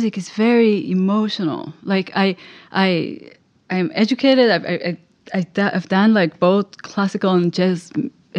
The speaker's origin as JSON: {"language": "English", "country": "Israel", "tie": "born or raised there", "also_born_or_lived": "New York, United States", "moved": "as an adult", "lives_now": "Los Angeles, United States", "said": "I grew up in Israel, and I moved to New York, to the US, exactly 20 years ago."}